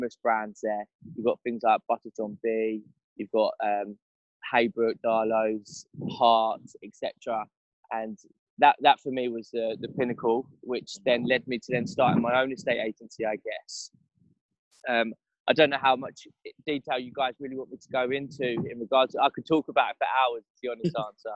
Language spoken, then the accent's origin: English; Benfleet, East of England, United Kingdom; also born or lived in London; I'm from Benfleet in the south